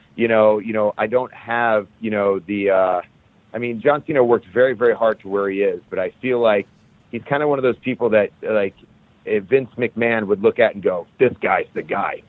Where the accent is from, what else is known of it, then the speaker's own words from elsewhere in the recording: Cleveland, Ohio, United States; Cleveland, Ohio, which is my hometown where I grew up.